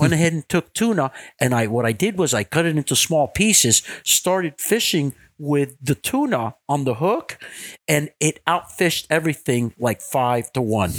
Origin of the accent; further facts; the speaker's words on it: Miami, Florida, United States; I was born and raised in Miami.